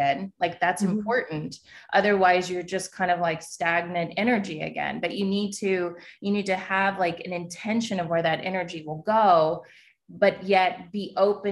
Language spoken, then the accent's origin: English; New York City, New York, United States; I'm a New Yorker